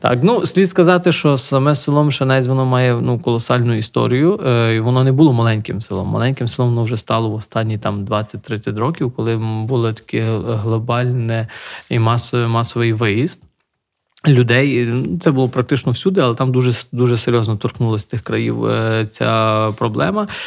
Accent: Nahuievychi, Lviv Oblast, Ukraine; moved away as an adult; now in Mshanets, Ukraine; моє рідне село там Нагоєвичі біля Дрогобича

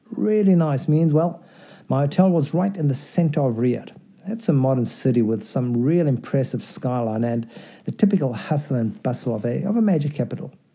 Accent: South Africa; moved away; also born or lived in Delhi / Mexico; I grew up in South Africa

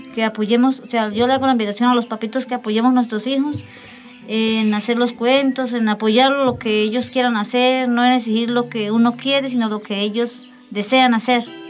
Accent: Bucaramanga, Santander, Colombia; moved away as an adult; now in Charalá, Colombia; Yo soy de Bucaramanga, vivo en Charolá ya hace 15 años.

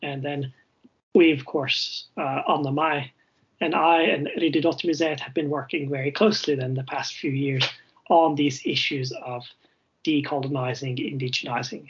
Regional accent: Wilmington, North Carolina, United States; moved away as an adult; now in Norway; I'm originally from the United States, Wilmington, North Carolina, which is a very colonial place indeed

